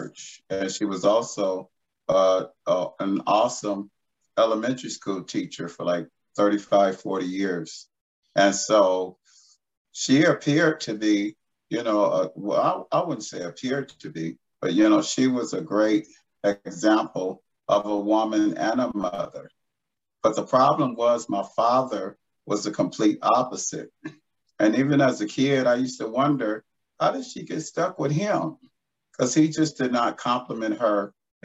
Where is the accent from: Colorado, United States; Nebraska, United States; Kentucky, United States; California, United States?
California, United States; Los Angeles; I'm an LA native. I was born and raised in Los Angeles